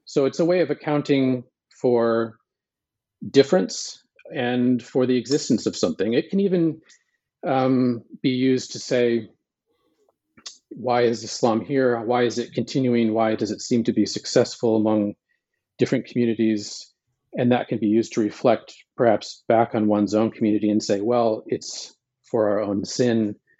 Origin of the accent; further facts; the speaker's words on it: Montana, United States; I was born in Montana